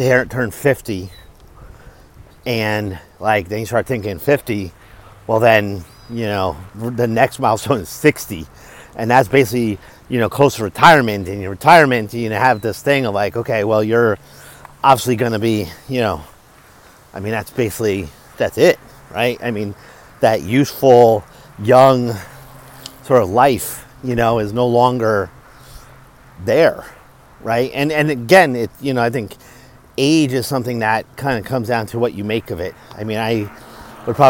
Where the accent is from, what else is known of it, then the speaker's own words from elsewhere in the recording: Stamford, Connecticut, United States; I was born in Connecticut